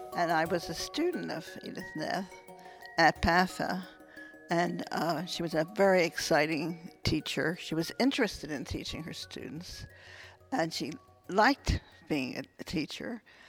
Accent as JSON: {"language": "English", "town": "Philadelphia", "region": "Pennsylvania", "country": "United States", "tie": "born or raised there", "also_born_or_lived": "Wynnewood, Pennsylvania", "said": "I was born in Philadelphia. I live in Wynmore, which is right near"}